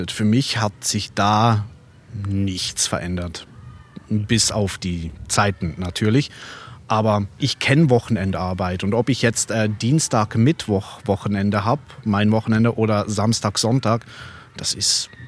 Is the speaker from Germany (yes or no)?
no; Basel, Basel-Stadt, Switzerland; ich bin in Basel geboren, ich bin in Basel aufgewachsen